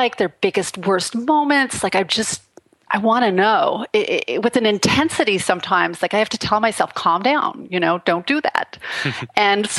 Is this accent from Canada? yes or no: yes; Canada; moved away as an adult; now in Los Angeles, United States; I grew up in Canada. In a very, very remote rural place